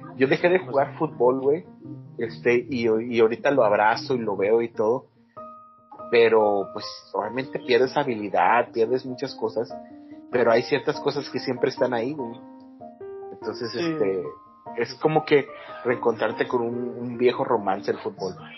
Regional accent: Monterrey, Nuevo León, Mexico; Uno como buen regiomontano

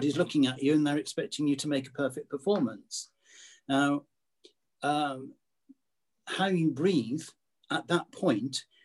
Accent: United Kingdom; being British

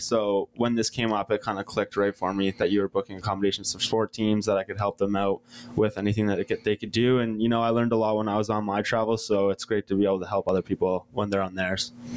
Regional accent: Bowmanville, Ontario, Canada; I'm from east of Toronto, uh, what used to be a small town called Bowmanville

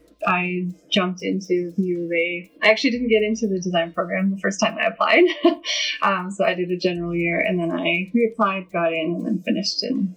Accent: Edmonton, Alberta, Canada; also born or lived in Saskatoon; I'm from Edmonton. I was born in Saskatoon, but and moved around the prairies a few times, so basically Edmonton's home.

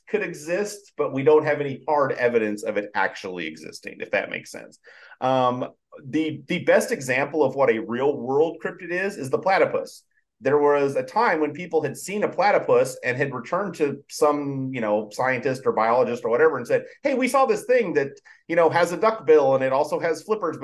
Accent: Idaho, United States; I grew up in Idaho

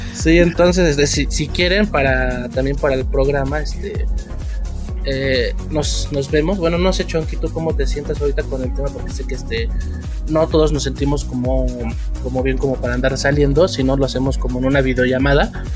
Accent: Mexico; como mexicanos

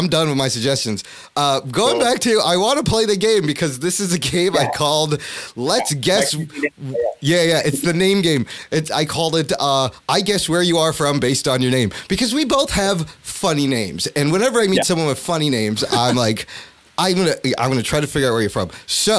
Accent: Pakistan; I'm going to have to say, man, I'm just going to say Pakistan because I'm Pakistani.

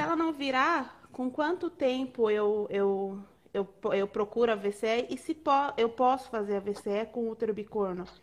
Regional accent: Porto Feliz, São Paulo, Brazil; nós somos de Porto Feliz

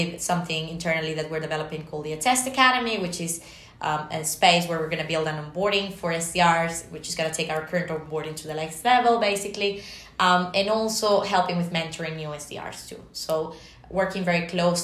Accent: Venezuela; moved away; my home country

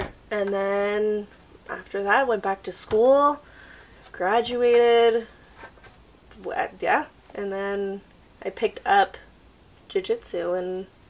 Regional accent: Nova Scotia, Canada; born there; Because I was born in Nova Scotia.

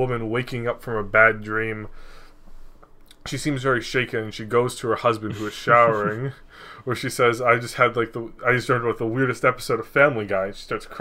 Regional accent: Natick, Massachusetts, United States; I'm native to Natick

